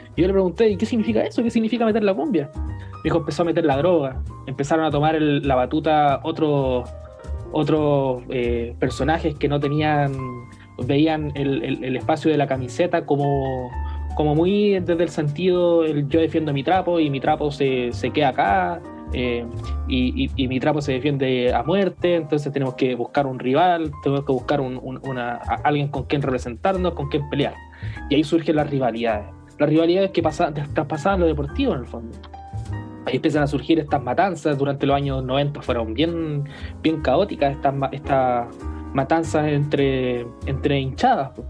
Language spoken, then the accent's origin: Spanish; Chile; somos chilenos en el fondo